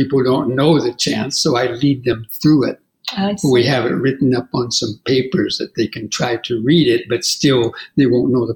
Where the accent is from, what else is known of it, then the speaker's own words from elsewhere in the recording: California, United States; moved away as an adult; I grew up in California in the 50s and 60s